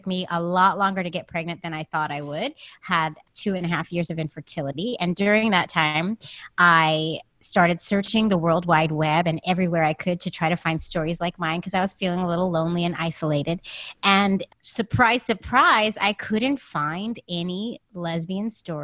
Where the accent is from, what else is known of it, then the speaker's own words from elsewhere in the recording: San Francisco, California, United States; now in New York, United States; I'm from San Francisco. I live in New York with my wife and two kids